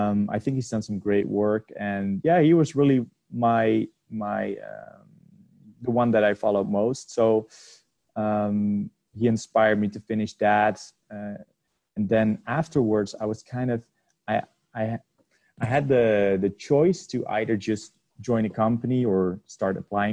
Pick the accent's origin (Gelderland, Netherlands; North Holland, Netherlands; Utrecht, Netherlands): North Holland, Netherlands; Amsterdam; I'm from the Netherlands, Amsterdam